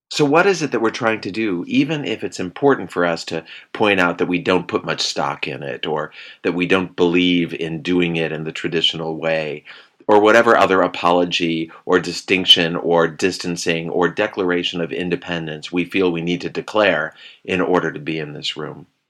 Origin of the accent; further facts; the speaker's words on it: Chicago, Illinois, United States; moved away; growing up in Chicago